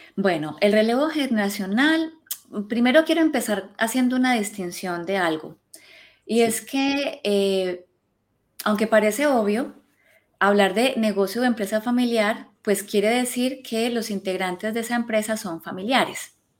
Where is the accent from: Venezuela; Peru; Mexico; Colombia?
Colombia; now in Spain; yo soy colombiana